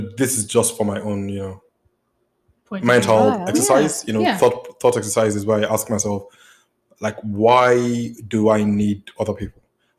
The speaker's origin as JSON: {"language": "English", "country": "Nigeria", "also_born_or_lived": "Cape Town, South Africa", "moved": "yes", "lives_now": "United States", "said": "Yeah. That's pretty much what it is. Nigerian who just moved to the US from Cape Town. A Pan-African, you know, from Nigeria to South Africa."}